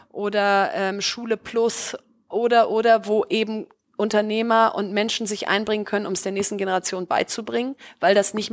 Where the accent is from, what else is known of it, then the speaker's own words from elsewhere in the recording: Bielefeld, North Rhine-Westphalia, Germany; ich komme aus Bielefeld, äh, was ja äh, irgendwie erstmal keine Stadt ist, wo alle irgendwie vor Glück Juhu schreien